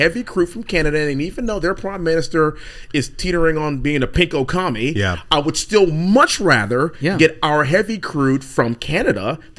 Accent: Houston, Texas, United States; I'm from Houston, and I'm a congressman from Houston, Texas 38

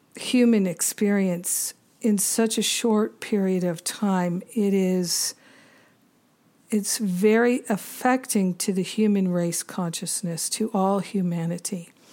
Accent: Rhode Island, United States; moved away as an adult; also born or lived in Boston / Maine / New York City / Los Angeles; I grew up in Rhode Island.

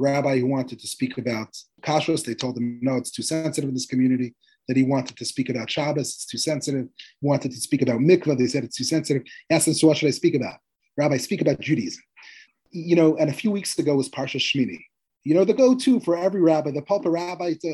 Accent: Moscow, Russia; also born or lived in Manhattan, United States; now in New York, United States; I grew up in Moscow

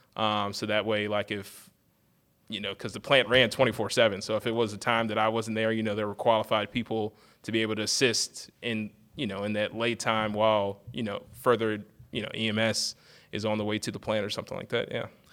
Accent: Eastern Shore of Maryland, United States; I'm originally from the Eastern Shore of Maryland, um, and I went to high school at, uh, Parkside High School

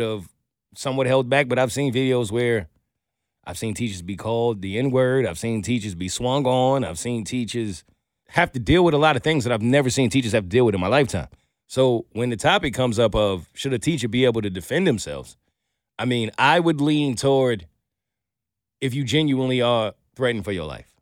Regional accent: New York City, New York, United States; I grew up in Brooklyn

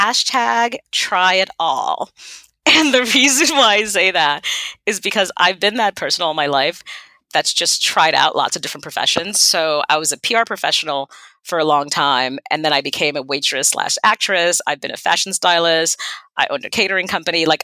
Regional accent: Haiti; first language Haitian Creole; English is a second language; moved away; I'm from Haiti

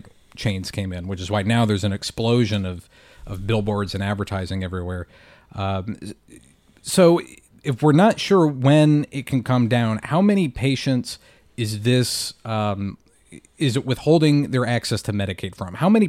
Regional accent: North Carolina, United States; North Carolina …, my home state

